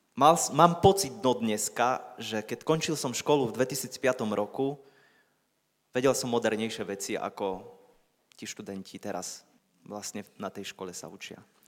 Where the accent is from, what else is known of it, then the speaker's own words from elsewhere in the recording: Poland; Slovak is a second language; moved away as an adult; now in Slovakia; som Poliak, ja aj on